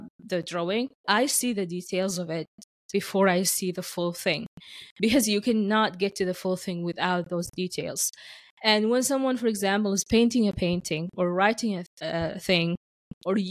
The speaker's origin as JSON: {"language": "English", "country": "Sudan", "moved": "as an adult", "lives_now": "Canada", "said": "I am an immigrant who has been living in Canada for 11 years. My origin is from Sudan"}